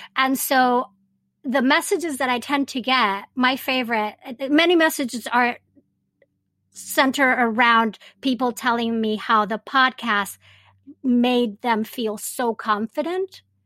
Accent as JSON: {"language": "English", "country": "Venezuela", "tie": "born or raised there", "also_born_or_lived": "Japan / Montreal, Canada", "moved": "as an adult", "lives_now": "United States", "said": "I was raised in Venezuela and have all my Latinx roots"}